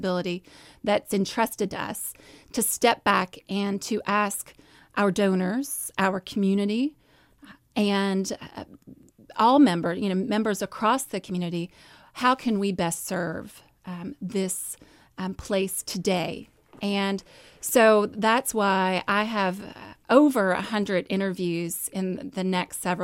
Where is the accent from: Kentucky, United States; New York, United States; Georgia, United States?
Kentucky, United States; Louisville; I grew up here in Louisville. I grew up in the South End.